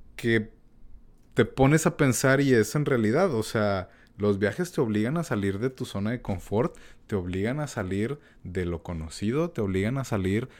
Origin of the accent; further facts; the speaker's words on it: Mexico; uno como mexicano